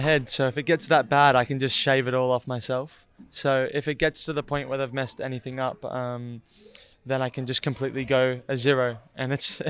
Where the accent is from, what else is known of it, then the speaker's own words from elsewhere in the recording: Australia; I'm Australian.